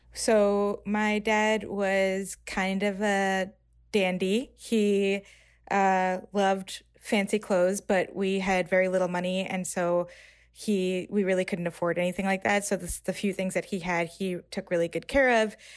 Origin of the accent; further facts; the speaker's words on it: New York, United States; I'm thirty-three, I grew up in New York